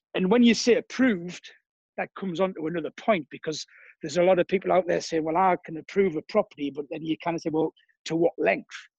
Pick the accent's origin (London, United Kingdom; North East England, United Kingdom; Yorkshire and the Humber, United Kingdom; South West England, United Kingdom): North East England, United Kingdom; Durham; moved away as an adult; now in Cannes, France; originally I'm from England, north of England, a place called Durham.